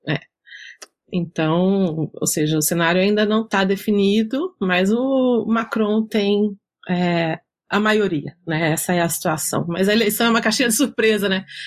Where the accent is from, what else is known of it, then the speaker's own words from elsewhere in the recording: Minas Gerais, Brazil; sou mineira